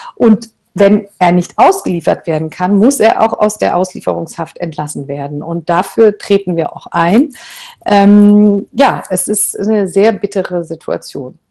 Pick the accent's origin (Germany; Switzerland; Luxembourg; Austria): Germany; bei uns in Deutschland